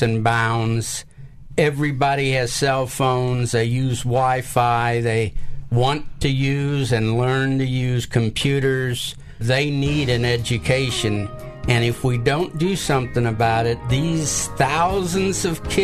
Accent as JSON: {"language": "English", "town": "St. Louis", "region": "Missouri", "country": "United States", "tie": "born or raised there", "also_born_or_lived": "Memphis, Tennessee", "moved": "as an adult", "lives_now": "Millington, United States", "said": "I grew up in St. Louis, Missouri, and I joined the Marine Corps, and I spent 20 years in the Marine Corps. And when I retired, I settled here in Millington, Tennessee"}